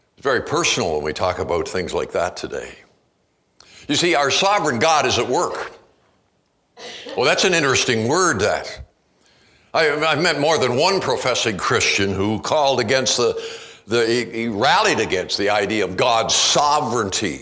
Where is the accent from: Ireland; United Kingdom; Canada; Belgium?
Canada; now in United States; I'm a Canadian. even have been living down here